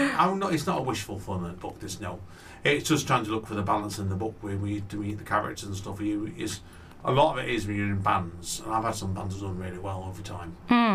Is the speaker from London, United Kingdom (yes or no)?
no; Manchester, North West England, United Kingdom; Chalton Cum Hardy, where I grew up a lot around Chalton Cum Hardy.